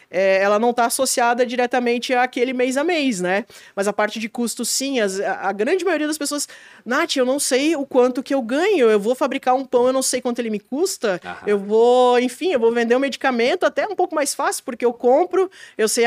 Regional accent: Blumenau, Santa Catarina, Brazil; Eu sou de Blumenau, é. é. Mas o pessoal pega no meu pé que eu, eu atuei 10 anos em São Paulo e 3 em Curitiba

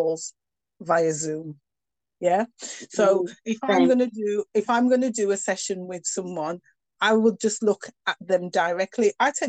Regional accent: United Kingdom; accent: northern; I've got a very northern accent

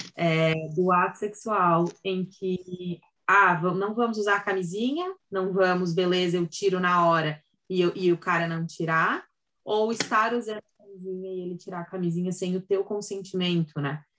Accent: Santa Catarina, Brazil; sou de Santa Catarina

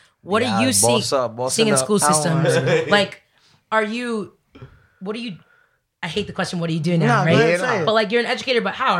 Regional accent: Dominican Republic; I am Dominican.

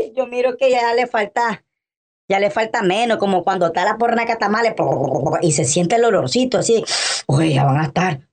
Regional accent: Nicaragua; como nicaragüenses

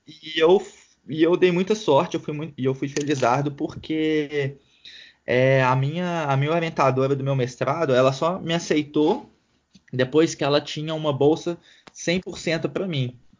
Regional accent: Belo Horizonte, Minas Gerais, Brazil; moved away as an adult; also born or lived in United States / Chicoutimi, Canada; now in Ottawa, Canada; eu e meu irmão, nós somos nascidos e fomos criados em Belo Horizonte

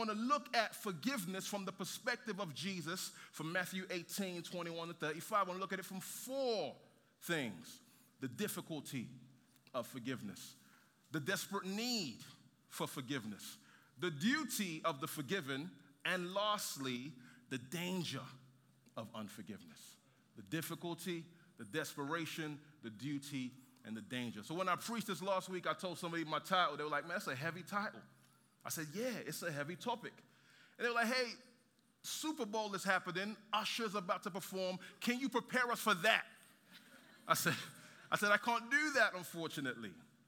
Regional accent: London, United Kingdom; moved away as an adult; also born or lived in Nigeria; now in San Antonio, United States; I was born in Nigeria, then I moved to London when I was 9. 7 odd years ago, my wife and I moved to San Antonio.

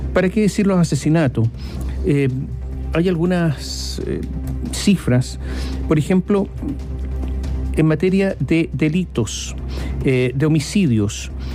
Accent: Chile; nuestro país

